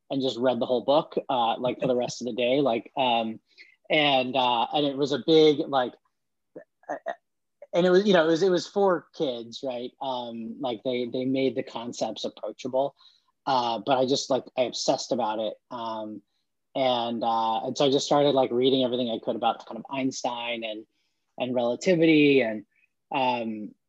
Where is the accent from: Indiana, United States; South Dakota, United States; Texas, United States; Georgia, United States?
Texas, United States; Dallas; born there; also born or lived in Norman, Oklahoma / Santa Fe, New Mexico / Palo Alto, California / Portland, Oregon; I was born in Dallas, Texas, lived in Norman, Oklahoma, Santa Fe, New Mexico, Palo Alto, California, and then Portland, Oregon uh, as a kid.